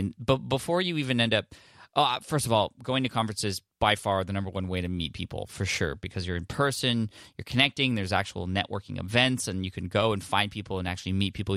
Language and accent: English; San Diego, California, United States; San Diego, California, which I'm stoked about, uh, there in my hometown